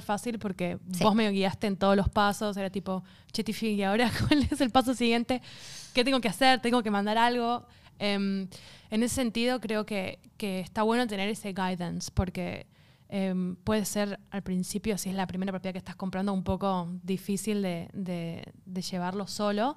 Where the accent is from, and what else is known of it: Argentina; now in Australia